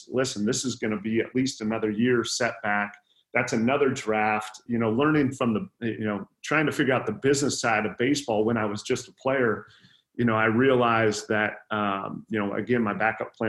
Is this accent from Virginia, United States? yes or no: no; Sioux City, Iowa, United States; I was born and raised in Sioux City, Iowa